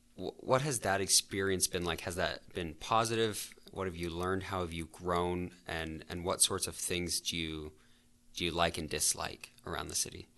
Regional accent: Calgary, Alberta, Canada; I'm from the South as well.

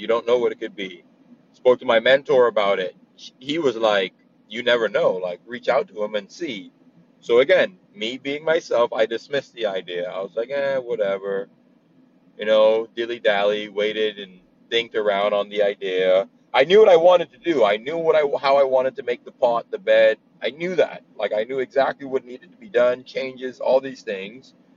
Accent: Bahamas; moved away as an adult; also born or lived in New Jersey / Brooklyn, New York; now in Oklahoma, United States; I'm born and raised in the Bahamas. Um, I moved to America when I was 18

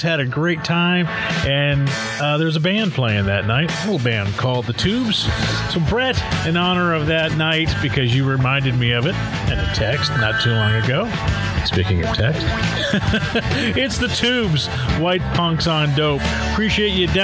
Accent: Southern California, United States; We grew up together in Southern California

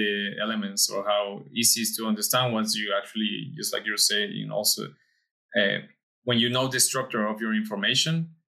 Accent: Mexico; we are both from Mexico

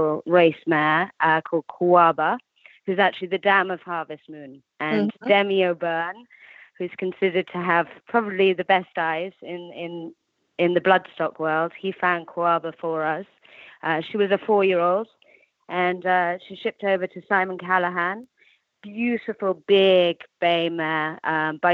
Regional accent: English countryside, England, United Kingdom; accent: English; moved away as an adult; also born or lived in Baltimore, Maryland, United States; now in United States; you can tell from my accent, I'm English. But I was actually born in America, so I consider myself English-American. I was born in Baltimore and then grew up in the English countryside.

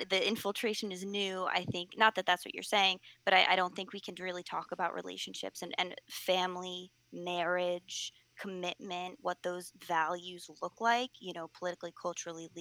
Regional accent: United States; I'm speaking as an American, I'm speaking as someone from the West

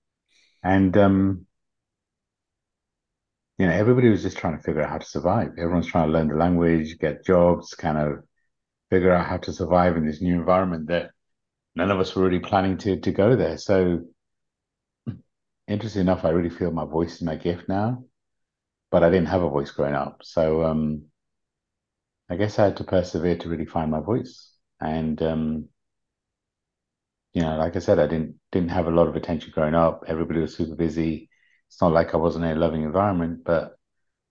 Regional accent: United Kingdom; born or raised there; also born or lived in Uganda

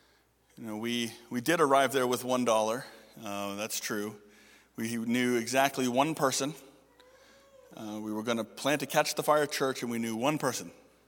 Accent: Toronto, Ontario, Canada; This church was crazy, and I was from Toronto. I knew crazy

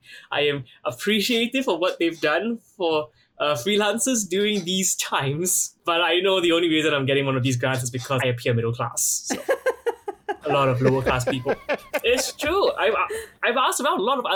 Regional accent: Singapore; I am Singaporean based here.

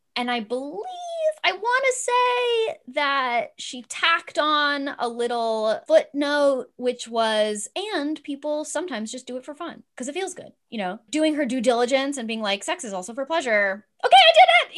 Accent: Los Angeles, California, United States; I grew up in Los Angeles. I was born in Cedar Sinai

